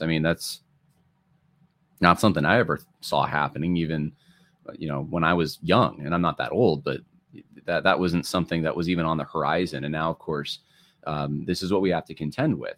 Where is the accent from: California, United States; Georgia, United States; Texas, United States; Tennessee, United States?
California, United States; outside of LA; now in New York, United States; I was born actually in California, which, uh, the, outside of L A, very progressive area